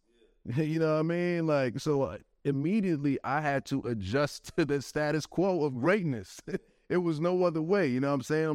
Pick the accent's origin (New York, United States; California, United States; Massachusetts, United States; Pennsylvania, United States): New York, United States; New York City; growing up in Brooklyn